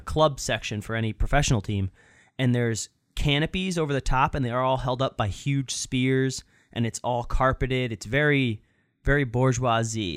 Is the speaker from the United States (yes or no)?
yes; Florida, United States; now in Boston, United States; I'm from Florida